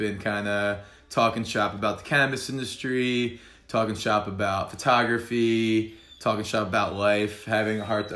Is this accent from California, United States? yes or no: no; New Jersey, United States; I'm from New Jersey